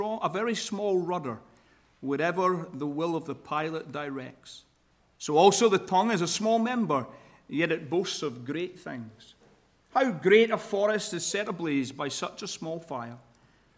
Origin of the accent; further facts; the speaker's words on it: Scotland, United Kingdom; accent: Scottish; now in Sacramento, United States; my Scottish accent